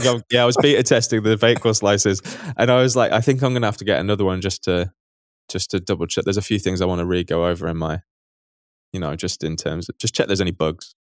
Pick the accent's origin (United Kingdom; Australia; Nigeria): United Kingdom; now in Berlin, Germany; we're British